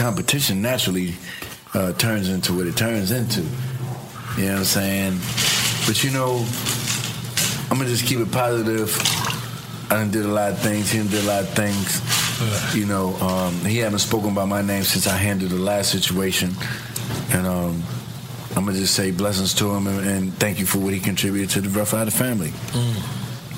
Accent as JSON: {"language": "English", "town": "New York City", "region": "New York", "country": "United States", "tie": "born or raised there", "also_born_or_lived": "Harlem", "said": "growing up in the South Bronx and then migrating back and forth to Harlem."}